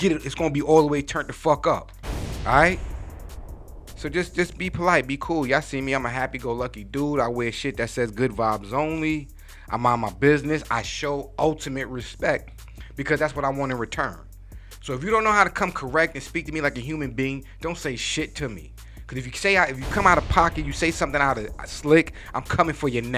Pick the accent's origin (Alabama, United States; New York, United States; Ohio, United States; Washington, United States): New York, United States; New York City; I grew up in New York City